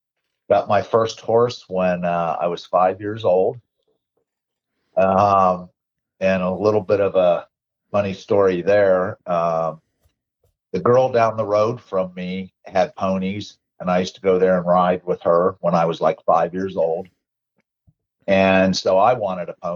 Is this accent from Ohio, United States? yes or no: yes; Warren, Ohio, United States; also born or lived in Youngstown, Ohio / Bristolville, Ohio / Howland, Ohio; moved the next town over when I was too young to remember, to Warren, Ohio